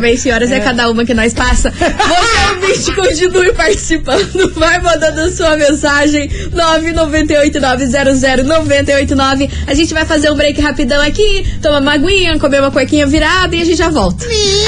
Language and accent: Portuguese; Brazil; como brasileira